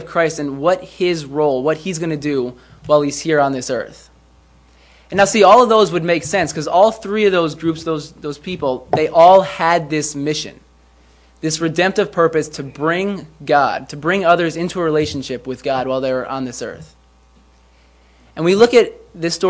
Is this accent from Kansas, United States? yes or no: no; White Plains, New York, United States; I am from White Plains